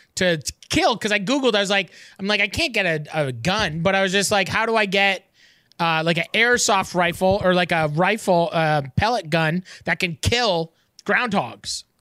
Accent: Canada; as a Canadian

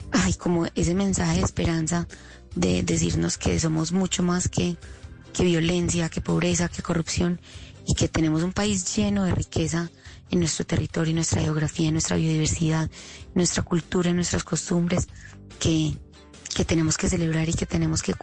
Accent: Colombia; moved away as an adult; now in United States

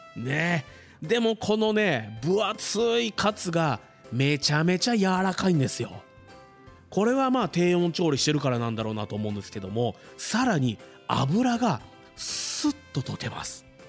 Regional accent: Fuji, Shizuoka, Japan; 生まれも育ちも富士市

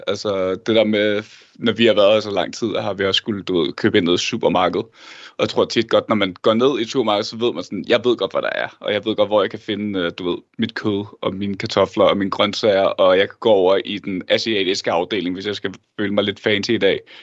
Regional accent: Denmark; vi er begge to fra Danmark og bor også i Danmark

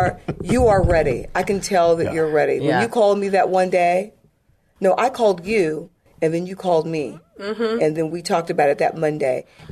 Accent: Glen Burnie, Maryland, United States; also born or lived in England / Crete / Turkey; My dad was retired Air Force, and then we went back to Maryland. I grew up, my dad was stationed in Fort Meade, Maryland, so we lived in Glen Burnie area

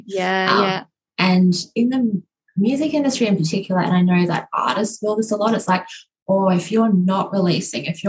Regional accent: Queensland, Australia; my home state of Queensland

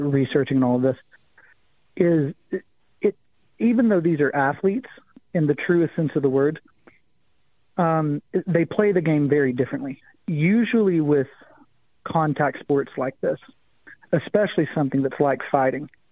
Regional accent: the Appalachian Mountains, United States; also born or lived in Missouri; now in Arizona, United States; I grew up in the Appalachian Mountains

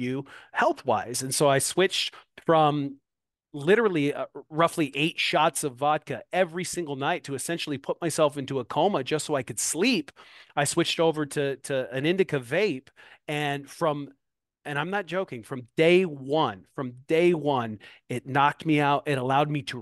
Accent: Moline, Illinois, United States; now in Davenport, United States; here in my hometown, Moline, Illinois. I live directly across the river in Davenport, Iowa

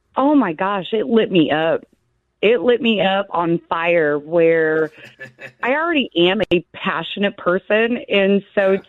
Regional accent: Arizona, United States

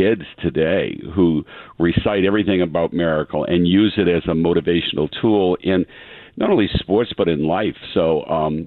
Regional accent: Easton, Massachusetts, United States; growing up in Easton

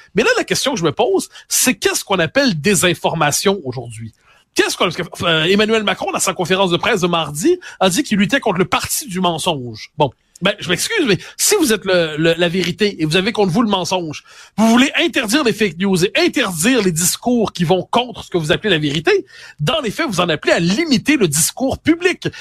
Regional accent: Quebec, Canada; on est des Québécois passés date

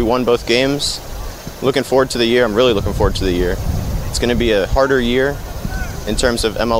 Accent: Peachtree City, Georgia, United States; I'm with the U17's. I'm from Peachtree City, Georgia.

